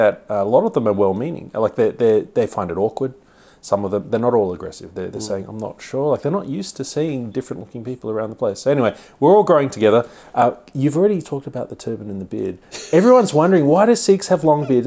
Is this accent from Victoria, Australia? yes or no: no; Sydney, New South Wales, Australia; we're both from Southwest Sydney